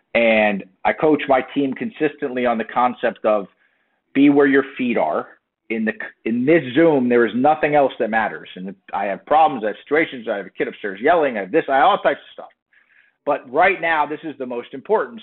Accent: South Florida, United States; moved away as an adult; also born or lived in Miami / New Jersey; I grew up in South Florida

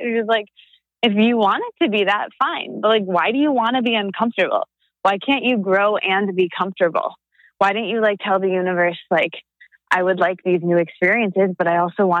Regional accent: a very small town in Michigan, United States; moved away; I'm from a very small town in Michigan. I'm not from Detroit. And my family is all there primarily and no one left.

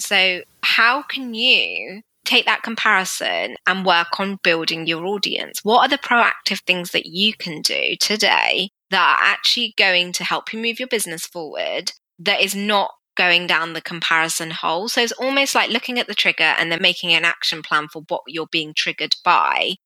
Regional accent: United Kingdom; I'm an Asian woman living in the UK very strict Sikh family

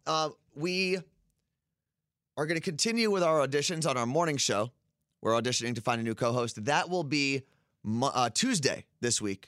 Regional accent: Ridgewood, New Jersey, United States; moved away; I was growing up in Ridgewood.

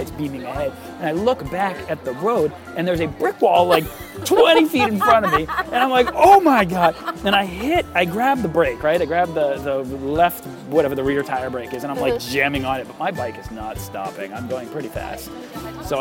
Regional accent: United States; I am an Irish, Polish, American behemoth of a person

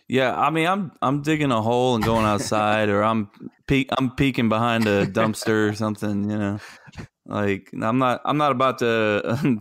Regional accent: Gulf Coast, United States; growing up on the Gulf Coast

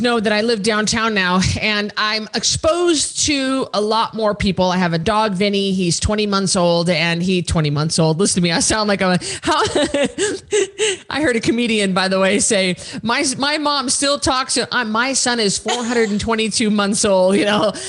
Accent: Idaho, United States; I'm from Idaho

